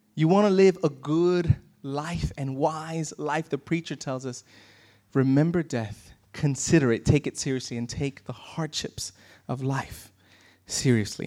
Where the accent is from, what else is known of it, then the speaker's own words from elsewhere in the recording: New York, United States; moved away as an adult; so depressed by not being in my hometown